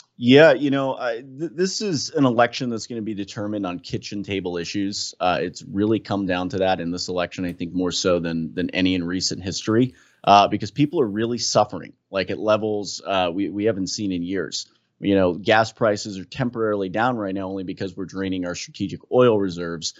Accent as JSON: {"language": "English", "region": "New Jersey", "country": "United States", "said": "I'm from Jersey"}